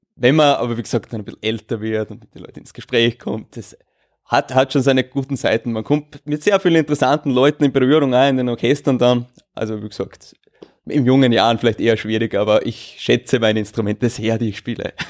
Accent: Austria; Bei uns in Österreich

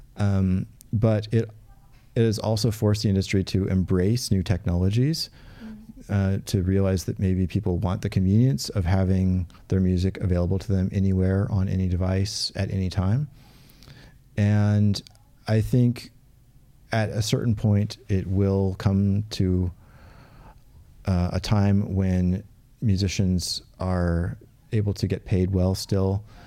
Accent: Portland, United States; where I grew up in Portland.

